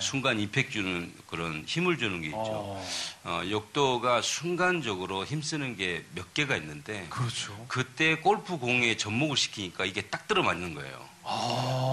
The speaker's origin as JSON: {"language": "Korean", "town": "Wando", "region": "South Jeolla", "country": "South Korea", "tie": "born or raised there", "moved": "yes", "lives_now": "United States", "said": "내 고향이죠."}